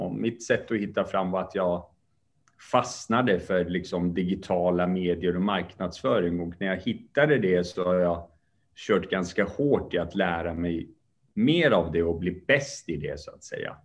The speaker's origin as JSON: {"language": "Swedish", "country": "Sweden", "tie": "born or raised there", "also_born_or_lived": "Kurdish part of Iran"}